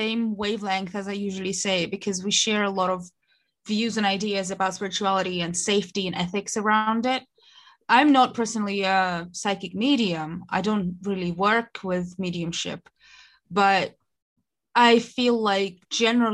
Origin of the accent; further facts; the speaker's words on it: Russia; moved away as an adult; now in United Kingdom; I am originally from Russia, moved to the UK when in 2014 to study, stayed here.